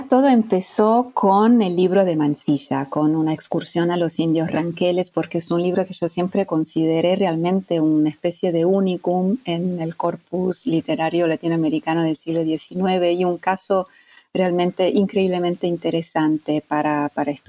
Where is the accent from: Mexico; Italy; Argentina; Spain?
Italy; Spanish is a second language; bueno, yo soy mm, italiana